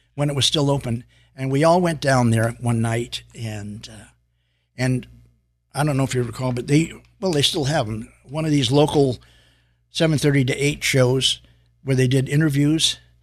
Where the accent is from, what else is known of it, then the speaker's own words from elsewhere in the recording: San Francisco, California, United States; now in Los Angeles, United States; I was living in San Francisco at the time